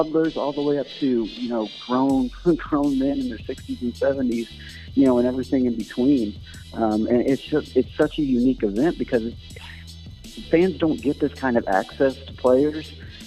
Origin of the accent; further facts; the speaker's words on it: St. Louis, Missouri, United States; I grew up in St. Louis, you know, Cardinal fan my whole life